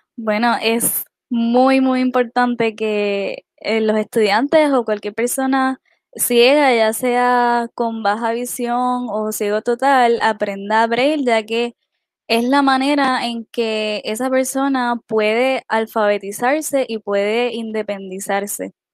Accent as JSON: {"language": "Spanish", "town": "Utuado", "country": "Puerto Rico", "said": "soy del pueblo de Utuado."}